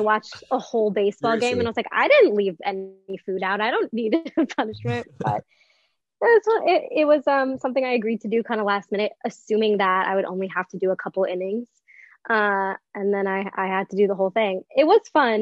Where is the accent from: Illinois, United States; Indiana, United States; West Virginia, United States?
Illinois, United States; Northbrook; moved away as an adult; now in New York City, United States; I grew up in the Chicagoland area